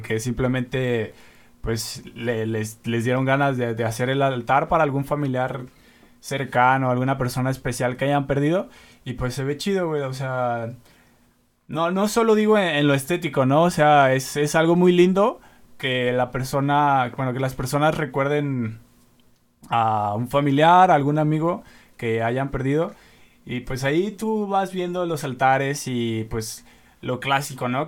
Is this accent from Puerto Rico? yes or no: no; Mexico